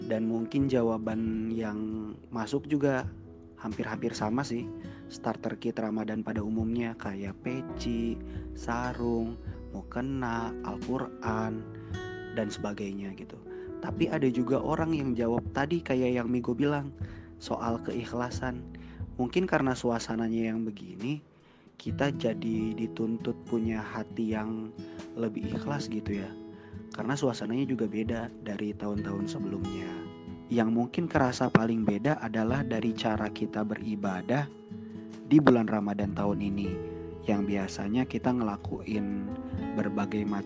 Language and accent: Indonesian; Kuningan, West Java, Indonesia; now in Jakarta, Indonesia; Aku asalnya dari Kuningan, Jawa Barat, dan Kuningan itu salah satu kota kecil yang ada di dekatnya Cirebon.